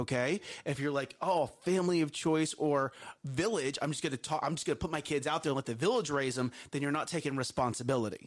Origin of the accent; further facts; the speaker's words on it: Texas, United States; We are from Texas. We do live in Texas.